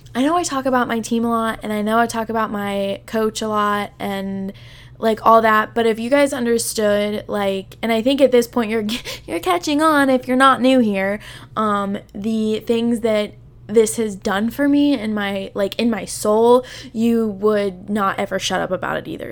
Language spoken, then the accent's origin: English; southern Illinois, United States; I live in, like, super southern Illinois, so, like, when I tell people that I'm from Illinois, I am not anywhere near Chicago